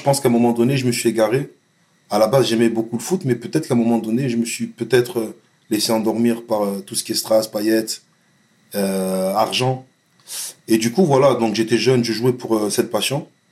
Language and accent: French; Vitrolles, Provence-Alpes-Côte d'Azur, France; also born or lived in Marseille; Je suis né à Marseille, mais j'ai grandi à Vitrolles